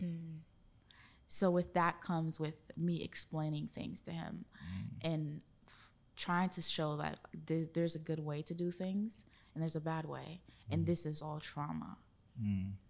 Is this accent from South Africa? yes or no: no; Haiti; now in Orlando, United States; growing up in Haiti and going to my grandmother's house